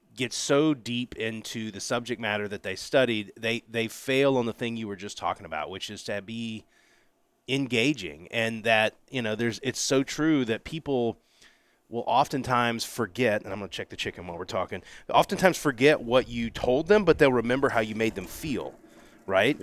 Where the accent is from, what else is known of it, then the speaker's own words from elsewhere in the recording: Pensacola, Florida, United States; moved away; I grew up in very blue collar, Pensacola, Florida, great town, my hometown